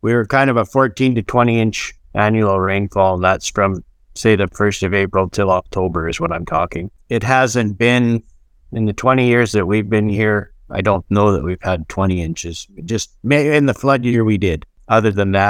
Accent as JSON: {"language": "English", "town": "Meadow Lake", "region": "Saskatchewan", "country": "Canada", "tie": "born or raised there", "said": "I'm a third-generation rancher on the BRC Ranch at Meadow Lake, Saskatchewan."}